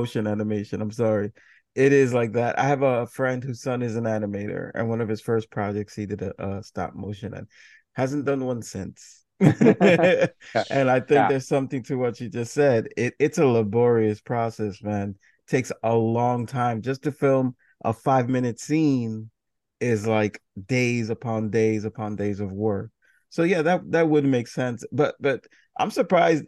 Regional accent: United States; you just kind of grew up with as an American

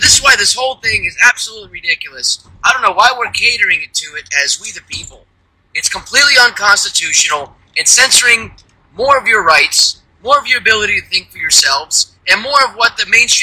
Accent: United States; I'm an American, and I love my country

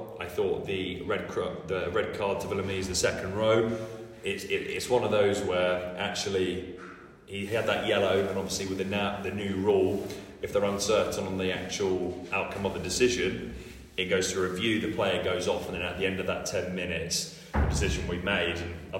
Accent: England, United Kingdom; we have this expectation as English people, we've got to be brilliant.

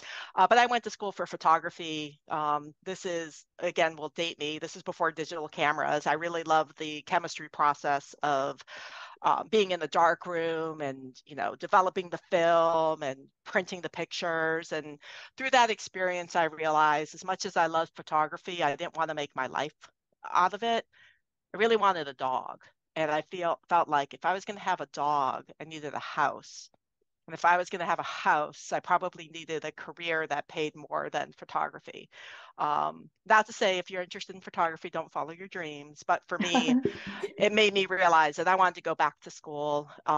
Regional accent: East Coast, United States; I'm from the East Coast. So I was out in Boston.

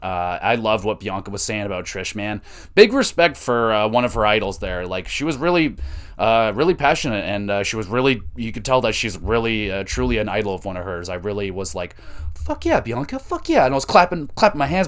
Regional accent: Canada; we're Canadian

